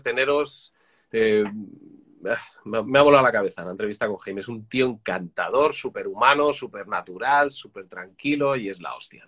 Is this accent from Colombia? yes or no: no; Madrid, Community of Madrid, Spain; now in Catalonia, Spain; yo soy de Madrid, pero vivo ahora en Cataluña